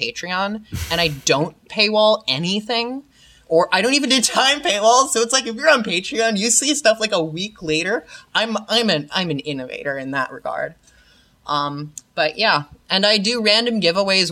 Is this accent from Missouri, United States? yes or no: no; New York, United States; I'm totally from New York.